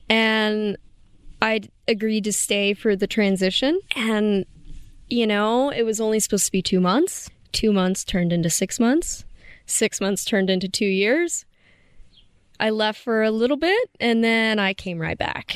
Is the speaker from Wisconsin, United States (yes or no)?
no; Kentucky, United States; moved away as an adult; now in Moab, United States; I'm originally from Kentucky